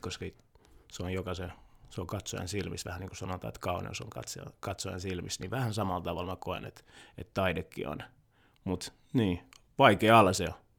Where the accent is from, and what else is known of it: Helsinki, Uusimaa, Finland; born or raised there; also born or lived in Kinshasa, Democratic Republic of the Congo / Loviisa, Finland